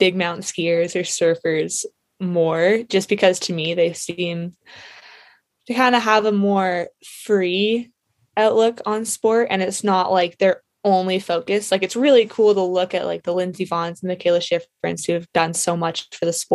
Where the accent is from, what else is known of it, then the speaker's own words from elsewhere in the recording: Whistler, British Columbia, Canada; growing up in Whistler